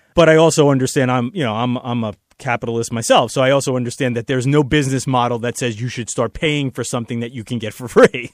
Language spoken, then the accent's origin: English; New York City, New York, United States; my hometown, New York City